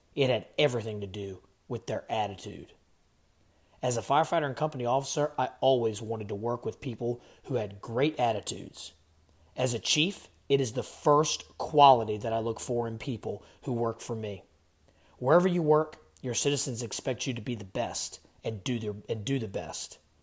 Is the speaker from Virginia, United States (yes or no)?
yes; Virginia, United States; I'm from Virginia